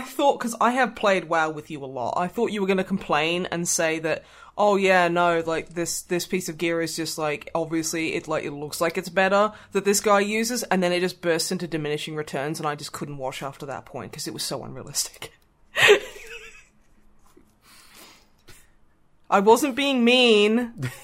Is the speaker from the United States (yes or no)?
no; Australia; I am from Australia, I am technically an Australian.